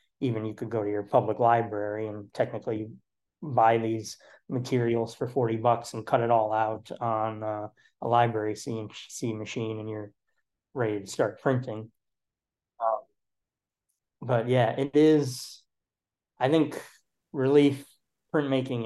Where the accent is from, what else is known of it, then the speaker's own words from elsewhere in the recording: Wauconda, Illinois, United States; now in Chicago, United States; I grew up in the Chicagoland area, like out past like the northwest suburbs in a town called Wakanda